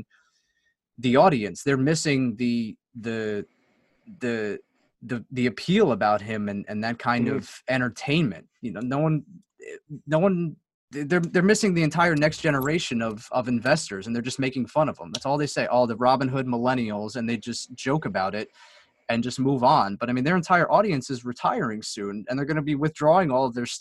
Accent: Northeast, United States; I'm from the Northeast.

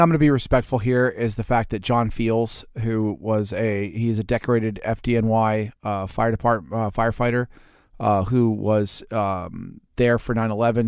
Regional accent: United States; I'm an American

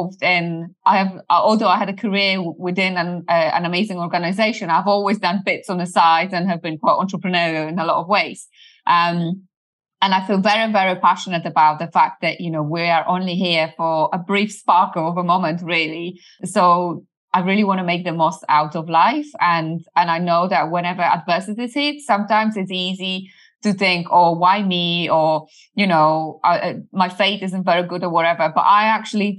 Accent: Poland; English is a second language; moved away as an adult; also born or lived in United Kingdom; now in Canada; Well, I'm originally from Poland, where I lived up until I was 20

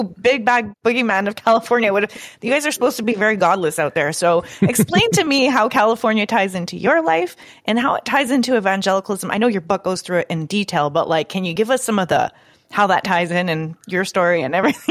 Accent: Canada; I'm from Canada

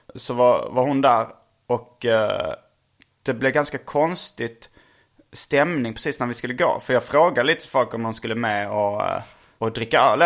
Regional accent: Sweden; jag är från Sverige

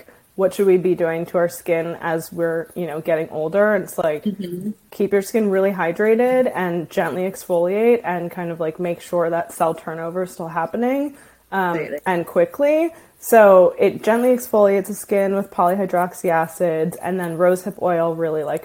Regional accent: Washington, District of Columbia, United States; I grew up in Washington, D.C.

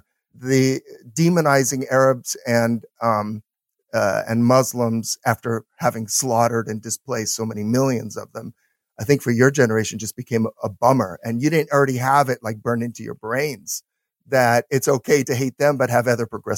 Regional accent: United States; we're an American.

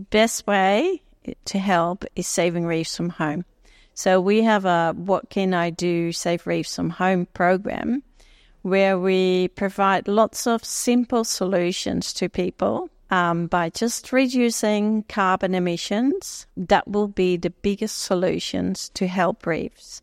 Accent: Netherlands; moved away as an adult; also born or lived in Jamaica; now in Australia; I grew up in Holland

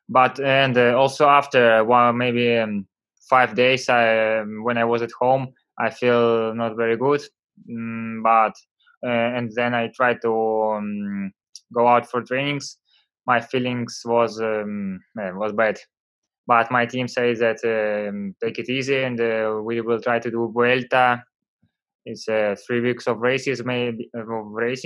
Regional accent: Vyborg, Leningrad Oblast, Russia; English is a second language; I come from Vyborg. It's near Finland. In my city was always a bad weather

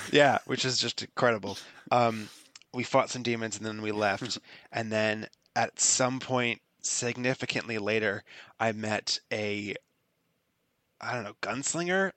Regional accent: Florida, United States; I'm from Florida

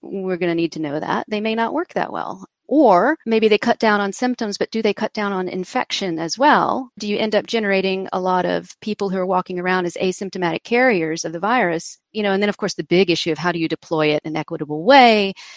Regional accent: United States; I'm American

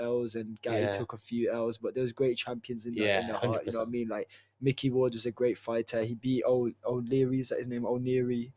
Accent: Wolverhampton, West Midlands, United Kingdom; I'm from Wolverhampton. I support my own city. You know what I mean? This is where I'm from.

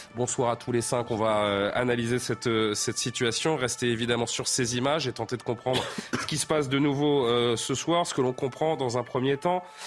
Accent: France; chez nous en France

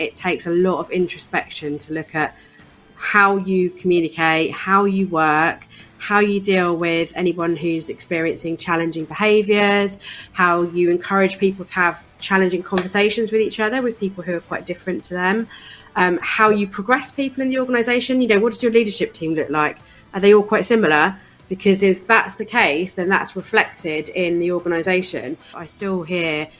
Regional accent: East Anglia, East of England, United Kingdom; I grew up in East Anglia, in a really small town on the coast in East Anglia.

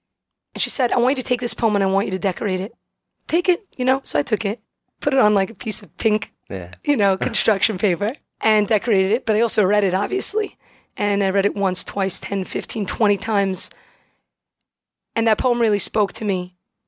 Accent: Brooklyn, New York, United States; I'm from Brooklyn, born and bred.

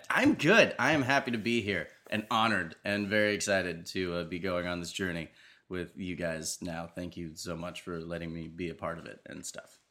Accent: New Jersey, United States; I'm from the East Coast

